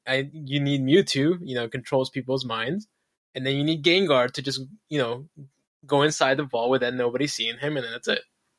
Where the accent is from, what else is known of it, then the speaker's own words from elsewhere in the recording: Florida, United States; I'm from Florida, dude.